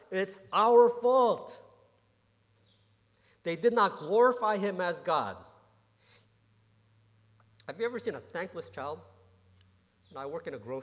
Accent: Johnston, Rhode Island, United States; also born or lived in Warwick, Rhode Island; I grew up in Providence, Rhode Island. Or Warwick, Rhode Island, Johnston, Rhode Island. Warwick, Rhode Island first, and then moved to Johnston, Rhode Island.

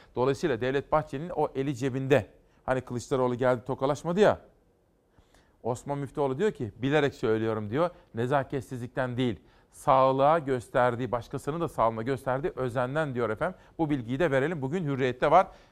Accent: Kütahya, Turkey; moved away; memlekete geçelim Kütahya'ya

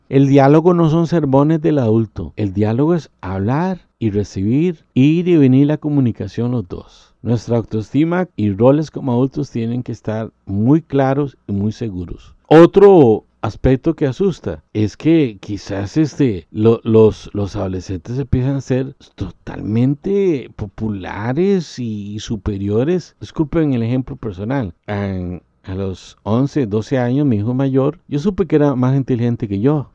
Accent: Costa Rica; si vives en mi país, Costa Rica

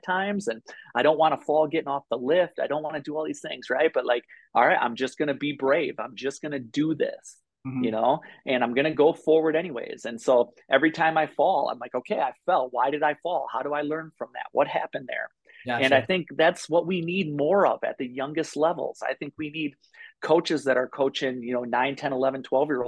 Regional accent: Midwest, United States; now in Bozeman, United States; I grew up in the Midwest in flatlands

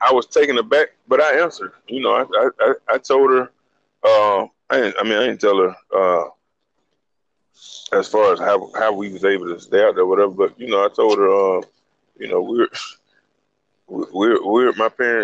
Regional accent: Montgomery, Alabama, United States; I was born in Montgomery. From the time I was younger until probably we got to high school

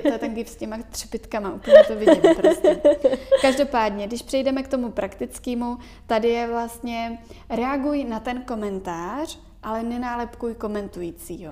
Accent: Czechia

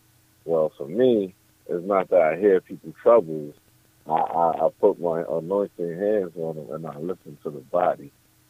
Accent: New York City, New York, United States; moved away as an adult; now in Georgia, United States; I'm born and raised in Bronx, New York. I'm a military veteran.

